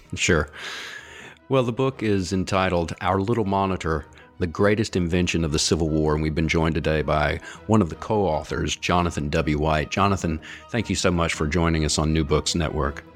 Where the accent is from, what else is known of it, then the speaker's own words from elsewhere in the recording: North Carolina, United States; I grew up in the South myself in North Carolina